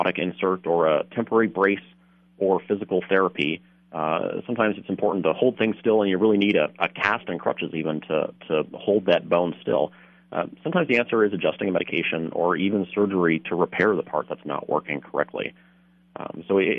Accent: Wisconsin, United States; now in St. Cloud, United States; I'm originally from Wisconsin

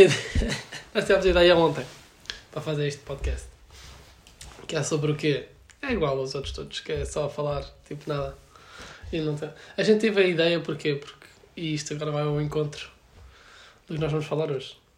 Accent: Alenquer, Lisbon, Portugal; moved away; tenho vinte e um anos e venho de Alenquer

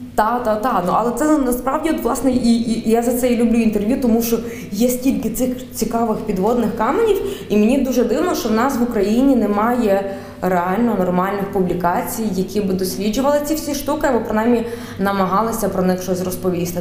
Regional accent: Galicia, Ukraine; accent: Galician dialect; моя галицька говірка це насправді вона, до речі, розвинулася якраз після того, як в мене померла баба.

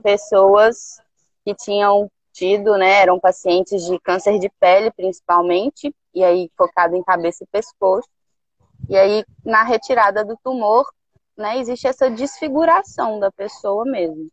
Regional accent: Belo Horizonte, Minas Gerais, Brazil; moved away as an adult; now in Caraíva, Brazil; eu nasci em Belo Horizonte

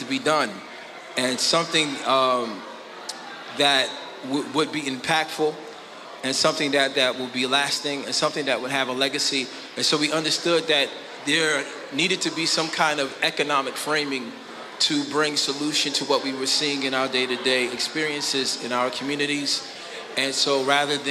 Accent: New York, United States; now in Hampton Roads, United States; I'm not even from Hampton Roads, I'm from New York

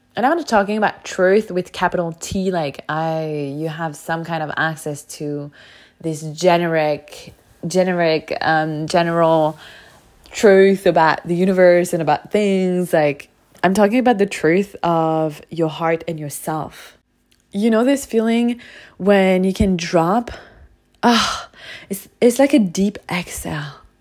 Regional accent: France; moved away; where I grew up in France, in such a small town with such a closed mindset

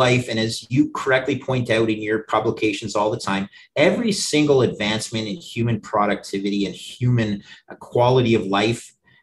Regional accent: Canada; as a Canadian

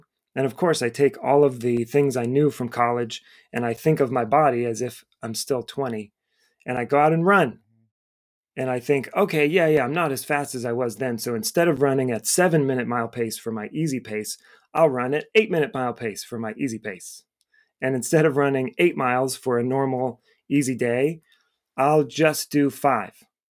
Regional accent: Cleveland, Ohio, United States; moved away as an adult; now in Boston, United States; I moved to Boston from Cleveland, Ohio, where I went to school and grew up.

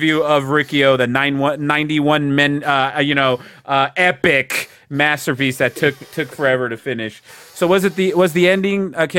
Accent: New Jersey, United States; You know, I'm from New Jersey.

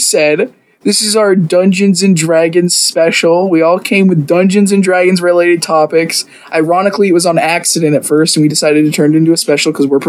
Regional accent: Midwest, United States; The answer's Midwest.

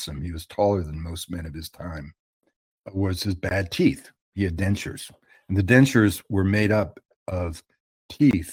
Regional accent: Canada; I'm a Canadian observer from afar

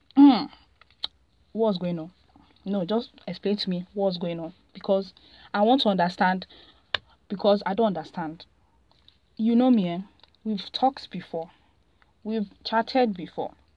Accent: Nigeria; I'm Nigerian

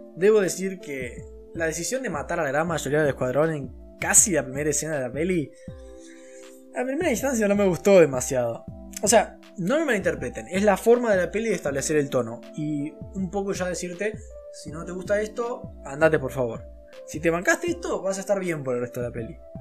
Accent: Argentina

